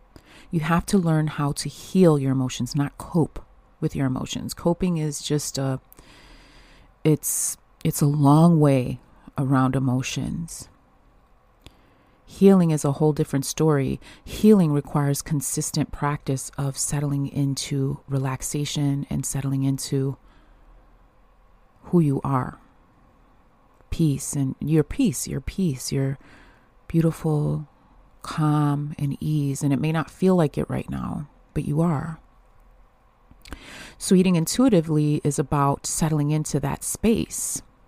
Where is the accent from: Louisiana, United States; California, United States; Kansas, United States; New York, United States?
New York, United States; Buffalo; I'm from Buffalo, New York, and it's natural for me.